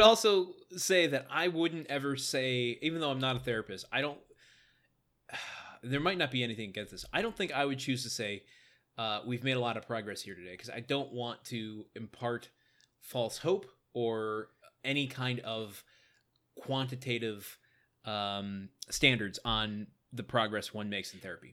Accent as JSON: {"language": "English", "region": "Midwest", "country": "United States", "said": "I'm from the Midwest"}